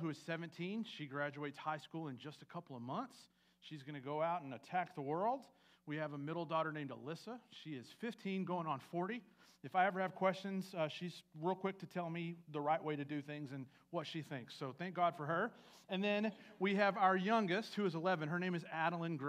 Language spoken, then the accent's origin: English; West Texas, United States; also born or lived in Andrews, Texas / El Dorado, Texas / Midland, Texas / Rankin, Texas; I was born in Andrews, Texas, way out west. My dad worked in the oil field, so we moved all around West Texas.